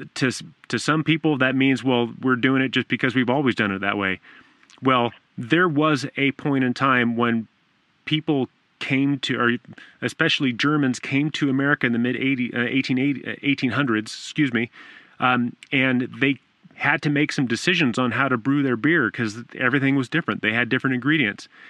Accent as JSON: {"language": "English", "region": "Southern California", "country": "United States", "tie": "born or raised there", "said": "I grew up in Southern California"}